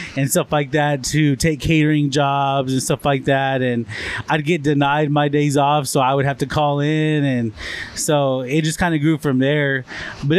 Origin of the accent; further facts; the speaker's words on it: Olton, Texas, United States; I grew up here in Olton